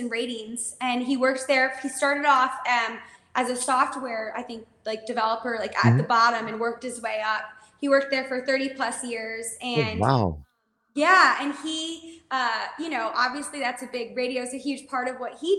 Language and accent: English; Winnetka, Illinois, United States; I'm from Winnetka, Illinois. It's a suburb outside of Chicago